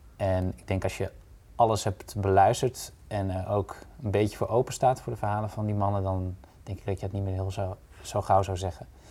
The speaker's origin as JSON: {"language": "Dutch", "region": "Drenthe", "country": "Netherlands", "said": "Uit Drenthe."}